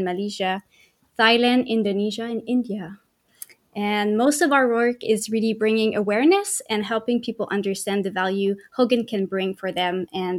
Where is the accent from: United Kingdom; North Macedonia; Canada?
Canada; Montreal, Quebec; moved away as an adult; now in Sydney, Australia; I was born and raised in Montreal, Canada, but I relocated to Sydney, Australia about 4 years ago.